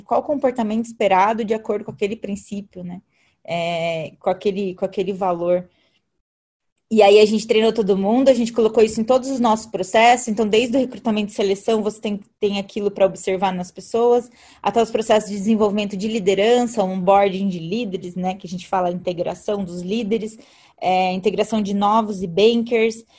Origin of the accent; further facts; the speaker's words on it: Alumínio, São Paulo, Brazil; moved away; eu vim do interior de São Paulo. Então, eu vim de uma cidade chamada Alumínio